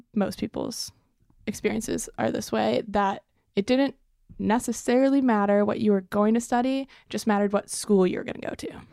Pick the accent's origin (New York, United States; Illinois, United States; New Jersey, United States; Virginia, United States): Illinois, United States; Evanston; I am originally from Evanston, Illinois, which is about twenty, thirty minutes north of Chicago.